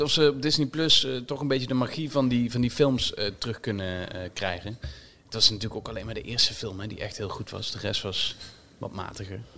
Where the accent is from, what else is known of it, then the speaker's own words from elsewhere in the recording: Limburg, Netherlands; Nu kom ik zelf uit Limburg